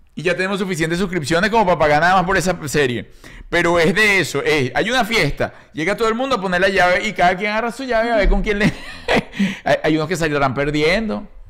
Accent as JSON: {"language": "Spanish", "country": "Venezuela", "said": "Somos nosotros los venezolanos"}